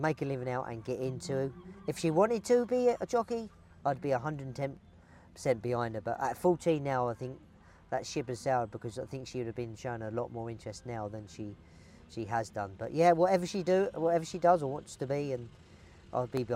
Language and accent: English; Brighton, South East England, United Kingdom; I'm from Brighton